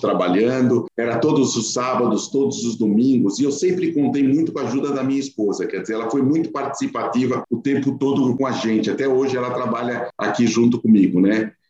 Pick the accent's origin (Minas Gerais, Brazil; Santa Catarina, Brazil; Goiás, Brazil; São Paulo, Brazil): São Paulo, Brazil; nós nascemos no Bom Retiro, na frente do Jardim da Luz, do lado da Estação da Luz, eu nasci por lá